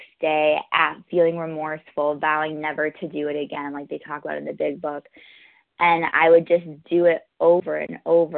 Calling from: New York, United States; I'm calling from New York

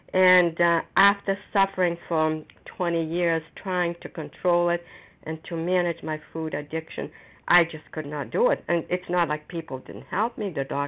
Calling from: Foxborough, Massachusetts, United States; recovered compulsive overeater, and I'm calling from Foxborough, Massachusetts.

